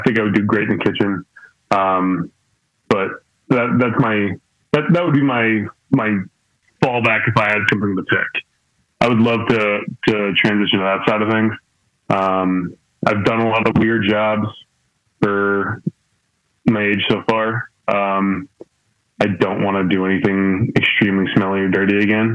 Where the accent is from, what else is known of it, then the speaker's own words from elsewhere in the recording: Kings Park, New York, United States; moved away as an adult; also born or lived in Bellmore, New York; I'm from Long Island, New York. I was born and raised on Long Island, lived there my whole life. I moved down here when I was, 29